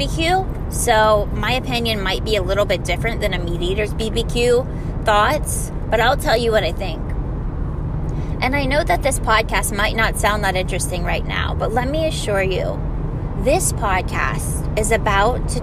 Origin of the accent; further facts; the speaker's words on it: Florida, United States; I'm from Florida